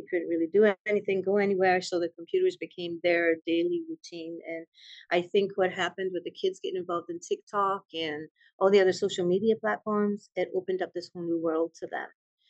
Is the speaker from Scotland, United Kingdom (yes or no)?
yes; Edinburgh, Scotland, United Kingdom; moved away as an adult; also born or lived in Maryland / Texas; now in Conroe, United States; Scotland. I'm from Scotland, Edinburgh to be exact.